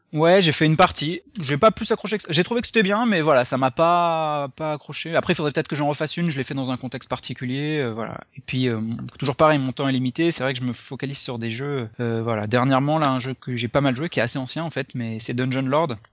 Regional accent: Lyon, Auvergne-Rhône-Alpes, France; moved away as an adult; also born or lived in Paris; je suis originaire de Lyon

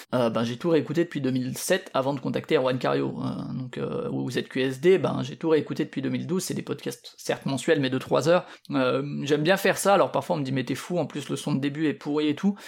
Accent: Paris region, Île-de-France, France; moved away; also born or lived in Strasbourg; moi je viens de Paris, de la région parisienne disons

